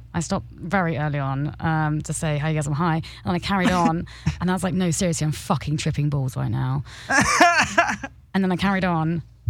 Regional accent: Norwich, East of England, United Kingdom; I am from England, obviously, and Norfolk in particular, the countryside east coast of England.

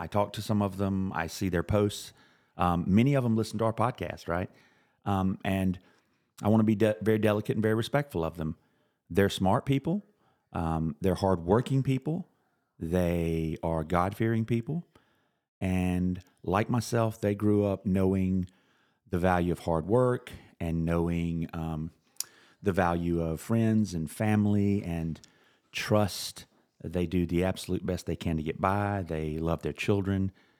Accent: South Carolina, United States; I've felt it all my life when I was growing up in South Carolina.

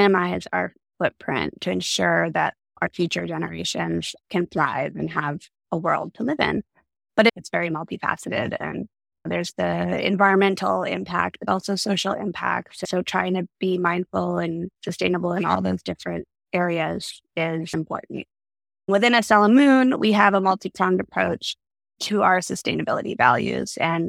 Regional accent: Vancouver, British Columbia, Canada; moved away as an adult; also born or lived in Los Angeles, United States; I grew up in Canada, Vancouver, and went to university there.

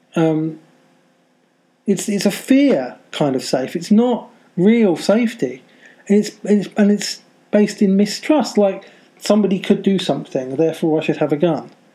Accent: United Kingdom; I'm a Brit and I live in the UK and near London.

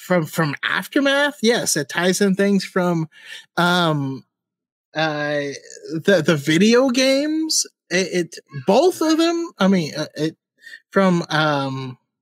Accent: Sacramento, California, United States; I say hella because I'm from Northern California and Sacramento area

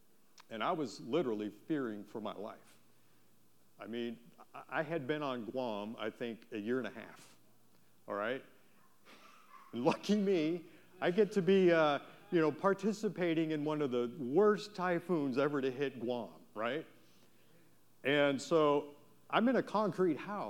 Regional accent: Wisconsin, United States; moved away; I'm from Wisconsin, right? We have tornadoes

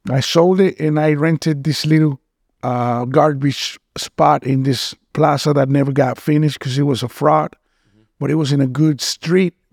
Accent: Boca Raton, Florida, United States; moved away as an adult; also born or lived in Mexico / Cancun, Mexico / Utah; now in Miami, United States; I was born in Mexico, but I was raised uh, here in Boca. Okay. I lived in Boca uh, when I was a kid. Then I went back home and I went back to Cancun when I was 20. And I lived there from 20 all the way to 35.

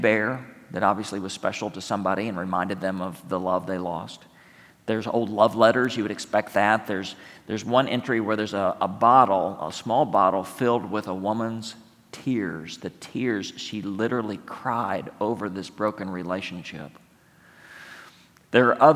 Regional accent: San Angelo, Texas, United States; moved away; San Angelo, Texas, my hometown

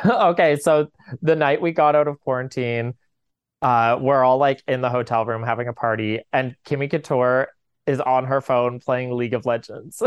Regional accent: Corner Brook, Newfoundland and Labrador, Canada; now in St. John's, Canada; I'm from Corner Brook

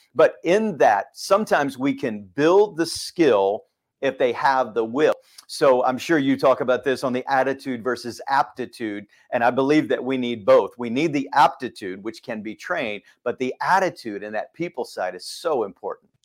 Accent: Texas, United States; moved away as an adult; also born or lived in Fort Worth, Texas; now in Suwanee, United States; growing up in Texas

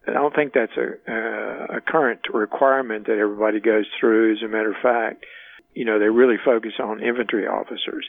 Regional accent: Baytown, Texas, United States; moved away as an adult; also born or lived in Germany / Richmond / Atlanta; moved them back to my hometown. We, you know, my family lived in Baytown

